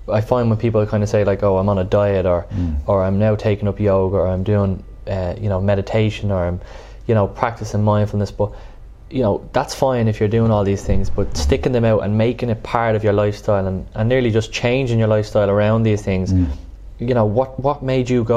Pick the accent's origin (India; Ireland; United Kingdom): Ireland; Dublin, Leinster; I grew up in Drimna just across from Richmond Park.